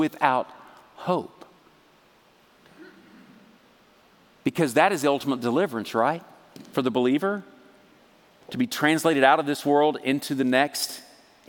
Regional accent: Texas, United States; I'm from Texas

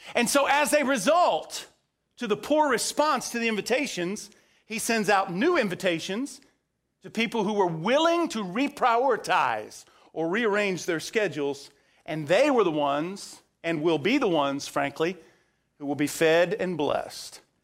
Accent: Central Florida, United States; growing up in Central Florida, we weren't very far from the Ringling Brothers Barnum and Bailey Circus

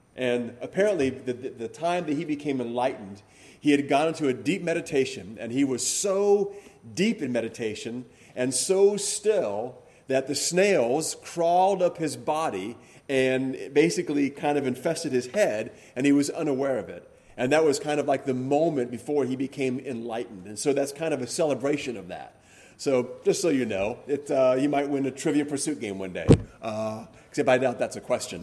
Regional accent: Hawaii, United States; growing up in Hawaii

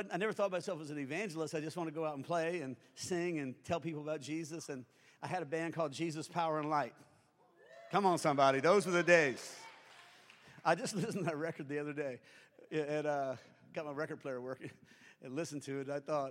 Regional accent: Springfield, Louisiana, United States; I'm from Springfield, Louisiana

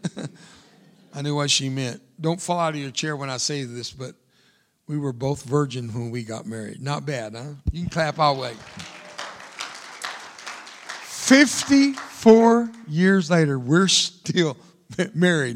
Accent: Fort Worth, Texas, United States; first language Spanish; English is a second language; moved away; I'm from Fort Worth, Texas, and I'm from there more than I am there

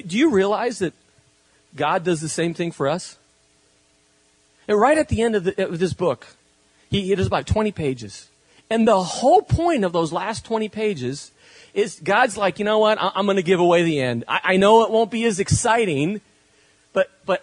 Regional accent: Spain; now in California, United States; I was, grew up in Spain

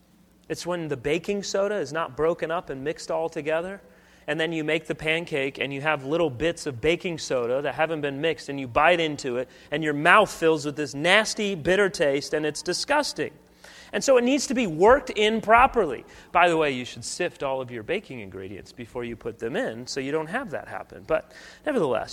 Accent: United States; I love celebrating Independence Day as an American

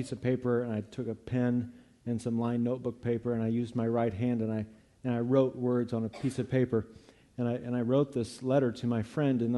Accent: Eureka, United States; I grew up here in Eureka, but I didn't grow up in a church

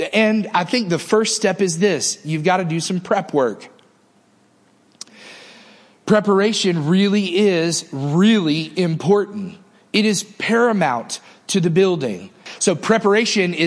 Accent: Northeast, United States; now in Mississippi, United States; I can remember growing up in the Northeast

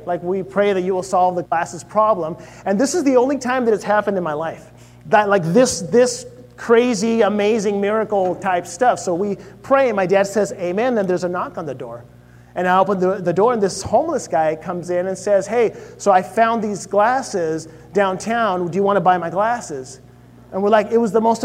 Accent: Chile; moved away; I grew up in Chile

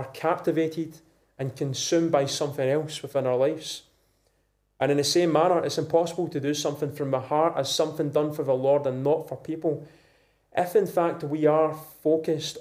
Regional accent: Scotland, United Kingdom; being a Scottish man of a youngish age, 20s, 30s, 40s

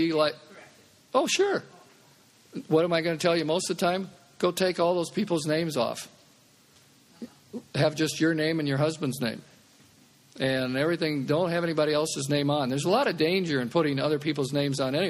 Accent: Omaha, Nebraska, United States; I'm from Omaha

